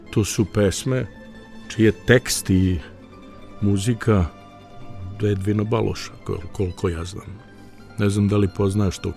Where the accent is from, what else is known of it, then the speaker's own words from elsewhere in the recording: Srpski Krstur, Vojvodina, Serbia; zato što sam ja rodom iz srpskog Krstura